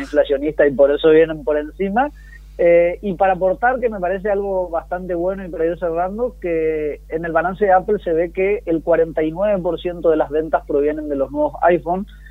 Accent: Argentina; vivir en un país como el nuestro

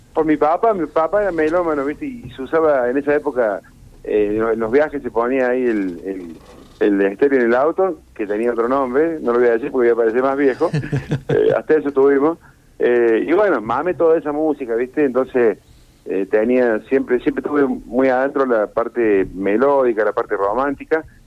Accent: Rosario, Santa Fe, Argentina; moved away; cuando vivía en Rosario

